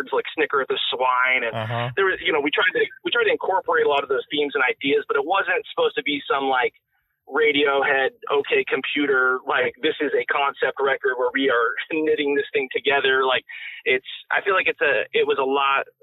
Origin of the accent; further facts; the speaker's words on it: Washington, United States; also born or lived in Rhode Island; we zoomed across the country and landed in Washington. And that's where me and Billy grew up